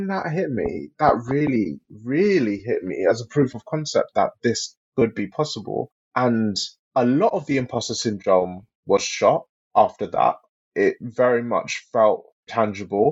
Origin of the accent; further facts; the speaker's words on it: London, United Kingdom; I'm a Londoner